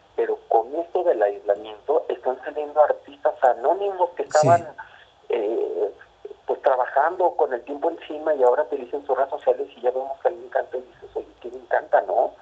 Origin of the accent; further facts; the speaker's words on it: Torreón, Coahuila, Mexico; Yo soy de Torreón, eh, Gómez Palacio Durango está pegado